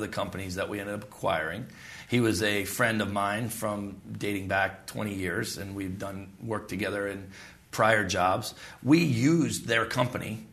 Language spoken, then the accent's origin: English; United States; as an American